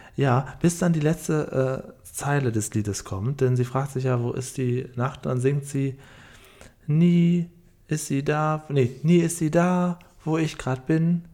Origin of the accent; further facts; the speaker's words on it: Cuxhaven district, Lower Saxony, Germany; ich bin ja auf dem Dorf aufgewachsen, im Landkreis Cuxhaven